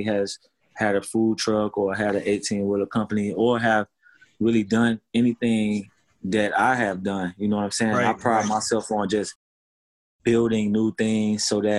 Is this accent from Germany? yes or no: no; Miami, Florida, United States; now in Los Angeles, United States; I'm in LA. I'm from Miami